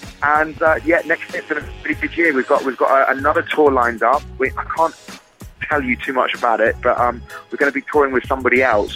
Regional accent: Blandford Forum, South West England, United Kingdom; moved away; also born or lived in Wimborne / Bournemouth; I grew up in Blandford Forum, I went to school in Wimborne, and my family are from Bournemouth

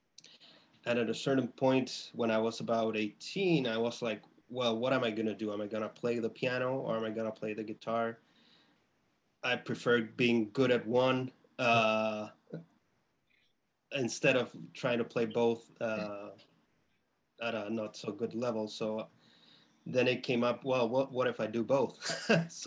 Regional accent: Chile; now in Boston, United States; I'm from Chile

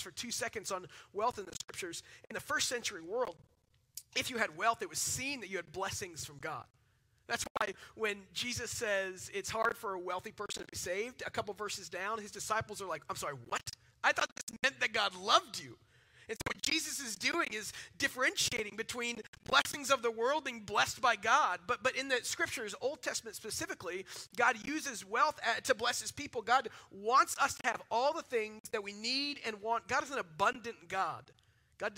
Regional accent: Dallas, Texas, United States; I'm from Dallas

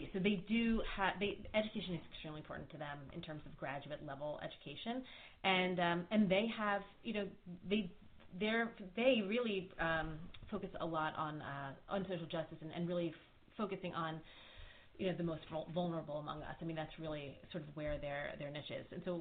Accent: Philadelphia, Pennsylvania, United States; moved away as an adult; now in Maryland, United States; I grew up in Philadelphia

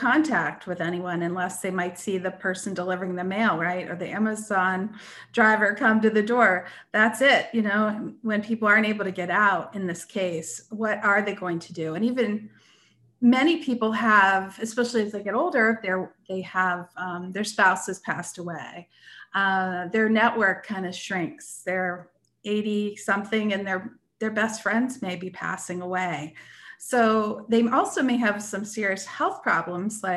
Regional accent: Erie, Pennsylvania, United States; I grew up in Erie, Pennsylvania

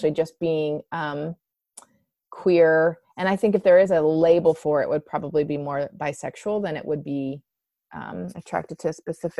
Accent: West Virginia, United States; Hated that I was from West Virginia, like one of the most impoverished, pathetic states in the U.S.

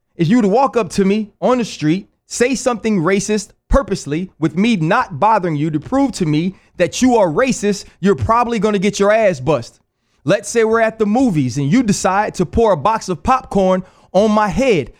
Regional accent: New Orleans, Louisiana, United States; moved away; also born or lived in Pittsburgh; I was born in Algiers, Louisiana

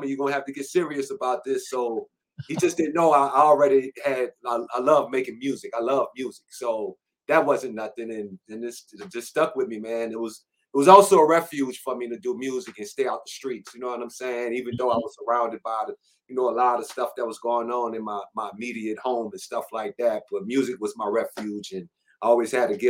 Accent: New Orleans, Louisiana, United States; I'm from New Orleans, Louisiana, Seventh Ward to be exact

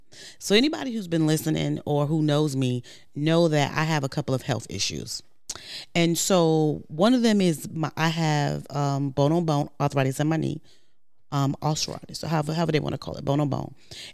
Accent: New York, United States; I'm from New York.

